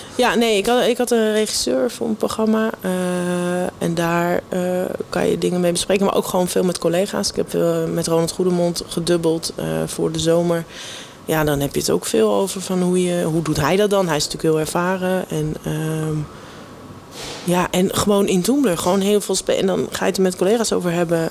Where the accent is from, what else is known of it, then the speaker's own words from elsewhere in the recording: Everdingen, Utrecht, Netherlands; moved away as an adult; also born or lived in North Holland; now in Amsterdam, Netherlands; ik heb het gevoel dat ik wel opgegroeid ben in Everdingen... omdat ik daar vanaf mijn negende ongeveer woon